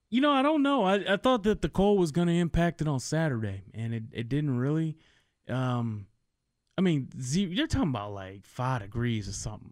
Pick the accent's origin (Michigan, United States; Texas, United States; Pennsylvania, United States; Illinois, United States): Michigan, United States; Detroit; moved away as an adult; also born or lived in Washington, D.C.; now in Kansas City, United States; I grew up in Detroit